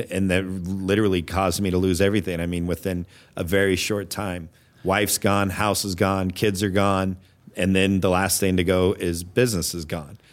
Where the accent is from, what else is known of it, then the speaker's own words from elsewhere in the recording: Anchorage, Alaska, United States; moved away as an adult; also born or lived in Phoenix, Arizona / Homer, Alaska / New York; now in Minnesota, United States; I was born in Phoenix and my parents, the oil boom at that time was going on in Alaska. So we packed up. I think I was two, uh, left Phoenix, Arizona, and headed to Anchorage, Alaska